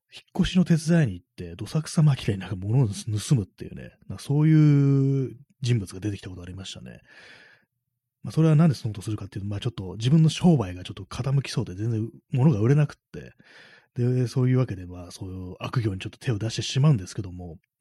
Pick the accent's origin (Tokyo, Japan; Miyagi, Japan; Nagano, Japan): Tokyo, Japan; 東京出身の私